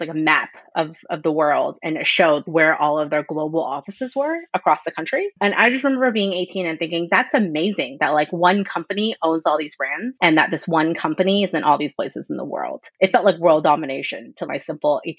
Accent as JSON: {"language": "English", "town": "Houston", "region": "Texas", "country": "United States", "tie": "born or raised there", "also_born_or_lived": "Chicago / Wisconsin", "said": "I grew up in Houston, in Southwest Houston, super diverse community"}